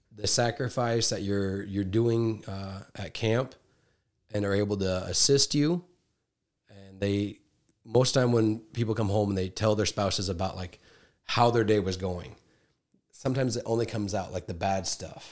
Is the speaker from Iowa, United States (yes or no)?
yes; Iowa Falls, Iowa, United States; I'm from Iowa